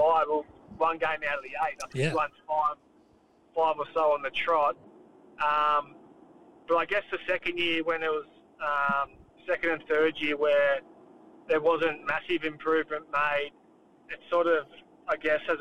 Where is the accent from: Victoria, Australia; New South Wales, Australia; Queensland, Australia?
Victoria, Australia; moved away as an adult; also born or lived in Sydney; I'm from Victoria